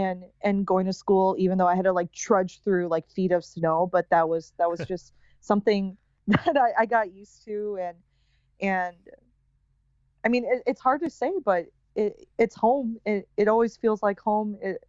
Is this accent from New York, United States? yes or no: no; Rosemount, Minnesota, United States; moved away as an adult; now in Los Angeles, United States; I grew up in the Twin Cities, Minneapolis, St. Paul, a suburb from St. Paul called Rosemont, Minnesota. And it's the self-proclaimed Irish Catholic city of Minnesota in a sea of Scandinavians and Lutherans.